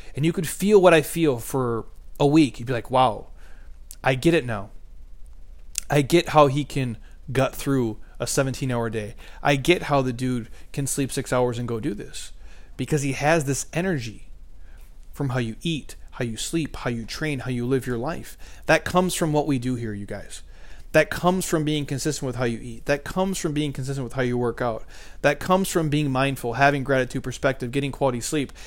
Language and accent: English; Midwest, United States; I'm from the Midwest.